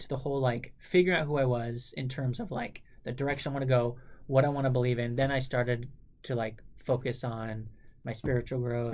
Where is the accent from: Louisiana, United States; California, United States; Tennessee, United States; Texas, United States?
California, United States; Southern; Growing up in Southern California and having family in the mountains, like Flagstaff, Arizona, outside of Phoenix